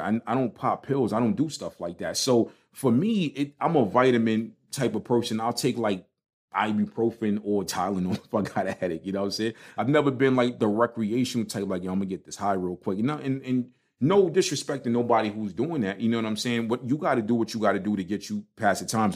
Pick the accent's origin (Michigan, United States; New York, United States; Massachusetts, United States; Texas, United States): New York, United States; New York City; accent: Brooklyn; now in Charlotte, United States; I am not denouncing my Brooklyn card. I'ma keep my Brooklyn accent